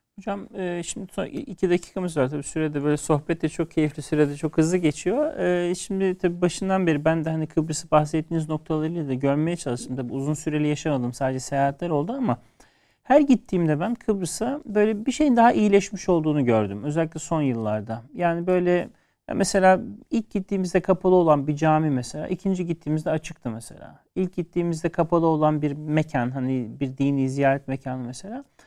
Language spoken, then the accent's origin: Turkish; Turkey; Türkiye'den geliyoruz.